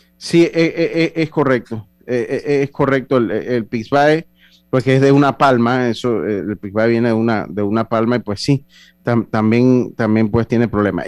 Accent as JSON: {"language": "Spanish", "country": "Panama", "said": "nosotros como panameños"}